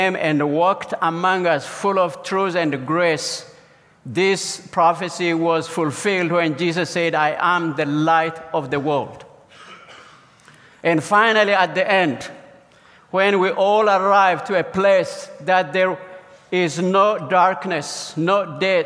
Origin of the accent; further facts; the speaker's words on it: southern central Ethiopia, Ethiopia; now in Orlando, United States; I come from Ethiopia, currently live in Orlando, Florida. So let me take you on a journey to my village that I was born in, a southern central Ethiopia